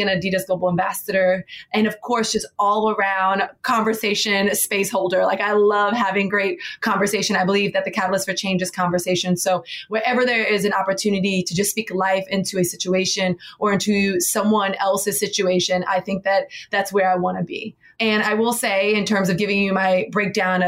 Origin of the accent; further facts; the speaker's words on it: Miami, Florida, United States; now in New York City, United States; Born and raised in Miami, Florida.